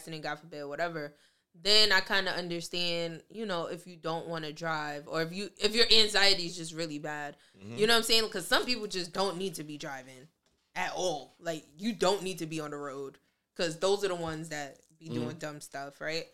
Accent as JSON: {"language": "English", "area": "Westchester", "region": "New York", "country": "United States", "said": "I came from Westchester"}